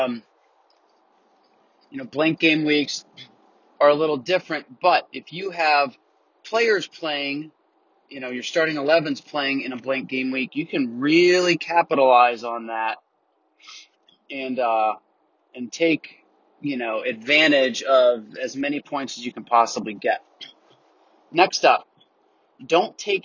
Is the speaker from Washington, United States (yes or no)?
no; Tampa, Florida, United States; now in Atlanta, United States; I'm down in Tampa, Florida, which is originally my hometown